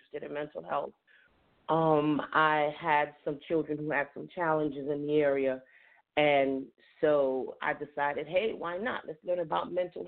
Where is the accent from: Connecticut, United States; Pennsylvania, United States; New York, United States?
New York, United States; New York City; moved away as an adult; also born or lived in Yonkers, New York; now in Durham, North Carolina, United States; I am originally from the Bronx, New York.